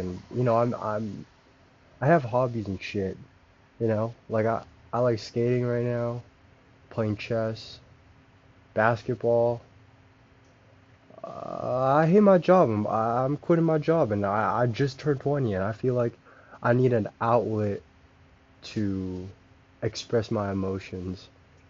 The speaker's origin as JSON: {"language": "English", "region": "British Columbia", "country": "Canada", "said": "I'm from Canada, British Columbia."}